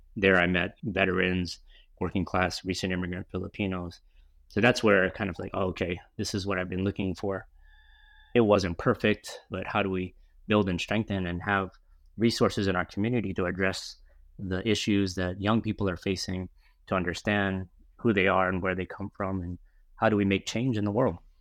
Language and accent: English; New Orleans, Louisiana, United States; now in San Francisco, United States; I grew up in New Orleans, Louisiana